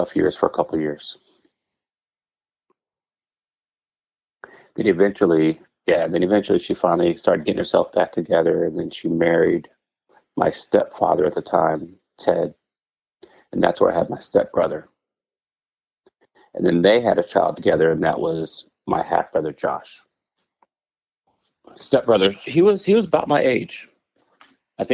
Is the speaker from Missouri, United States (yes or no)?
no; San Antonio, Texas, United States; also born or lived in Dallas, Texas / Indianapolis, Indiana; I grew up in San Antonio, Texas